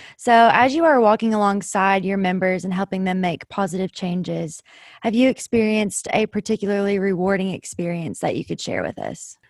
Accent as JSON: {"language": "English", "town": "Winchester", "region": "Kentucky", "country": "United States", "tie": "born or raised there", "said": "I am from Winchester, born and raised"}